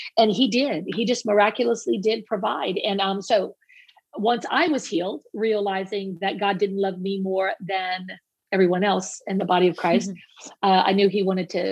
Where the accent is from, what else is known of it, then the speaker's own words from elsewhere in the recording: Cajun, Louisiana, United States; as a Cajun